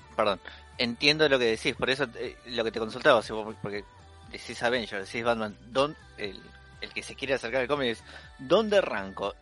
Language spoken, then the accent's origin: Spanish; Argentina; lector argentino que lee en español